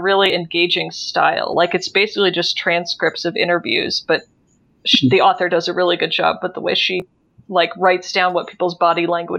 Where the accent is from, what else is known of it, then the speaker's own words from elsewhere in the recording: United States; Especially as an American who like grew up on the other side of this